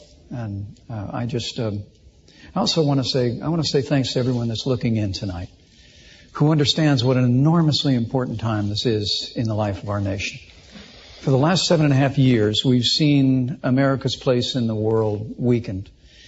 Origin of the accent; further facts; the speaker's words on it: small town in southern Indiana, United States; I grew up with a cornfield in my backyard. My grandfather had immigrated to this country when he was about my son's age. My mom and dad built everything that matters in a small town in southern Indiana.